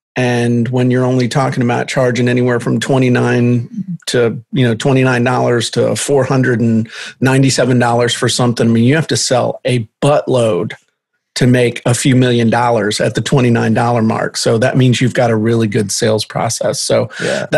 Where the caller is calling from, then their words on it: Virginia, United States; I am in southeastern Virginia at the very tip of the Middle Peninsula in the middle of nowhere in a county with no stoplights